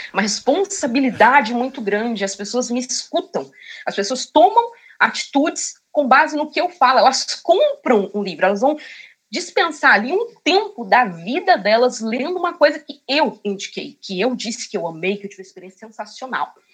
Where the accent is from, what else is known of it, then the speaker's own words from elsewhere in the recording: Cotia, São Paulo, Brazil; Sim, sou de Cotia.